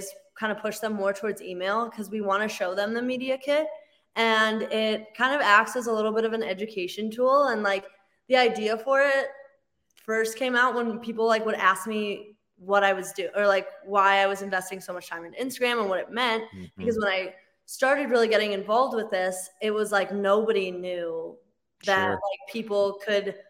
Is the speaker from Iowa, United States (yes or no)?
no; Chicago, Illinois, United States; also born or lived in Veracruz, Mexico; now in Denver, United States; I actually grew up in Chicago, so I am a transplant to Denver